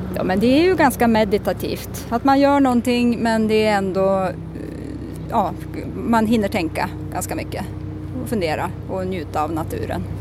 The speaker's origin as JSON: {"language": "Swedish", "region": "Jämtland", "country": "Sweden", "moved": "yes", "lives_now": "Stockholm, Sweden", "said": "Jag kommer från Jämtland"}